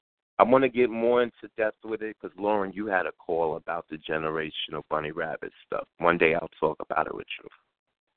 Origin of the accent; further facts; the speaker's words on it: New York City, New York, United States; I'm in the community where I grew up